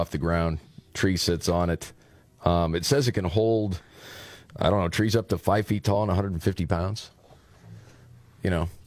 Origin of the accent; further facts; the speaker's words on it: Dearborn, Michigan, United States; so yes my … I came all the way from Dearborn Michigan I'm here along with two parents concerned parents against these sexually explicit books I'm a proud Muslim American